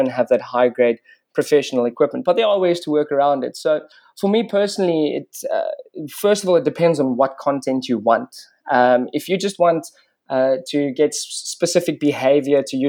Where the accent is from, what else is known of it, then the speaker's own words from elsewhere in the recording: Bela-Bela, Limpopo, South Africa; So I grew up on Mabula Big Five Game Reserve, just outside of a small town called Warmbaths, or Bella Bella as it's now known.